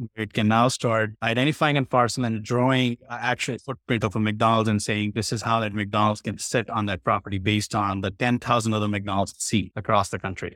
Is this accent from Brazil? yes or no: no; India; moved away; I was from India. I was born there